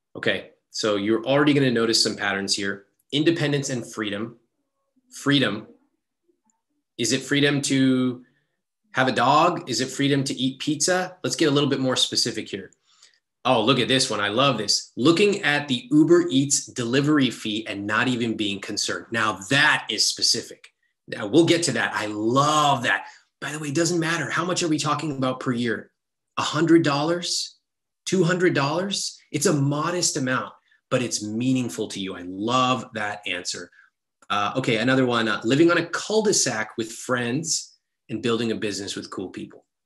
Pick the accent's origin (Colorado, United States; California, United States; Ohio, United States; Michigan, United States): California, United States; Sacramento; I grew up in Sacramento